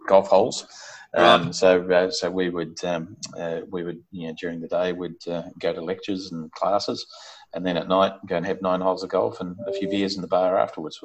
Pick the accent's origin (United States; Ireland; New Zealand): New Zealand; Auckland; I was brought up in Auckland in New Zealand, so I'm a Kiwi. Um, and uh, my first 18 years of life was uh, was in Auckland.